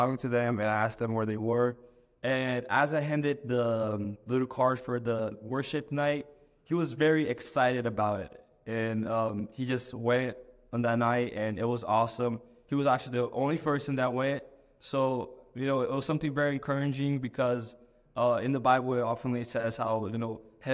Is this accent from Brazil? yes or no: yes; Brazil; moved away; I'm from Brazil originally